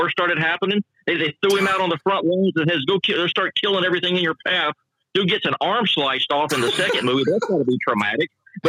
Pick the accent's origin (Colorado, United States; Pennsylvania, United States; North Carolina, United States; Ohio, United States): North Carolina, United States; Kannapolis; I grew up in North Carolina, right there in Kannapolis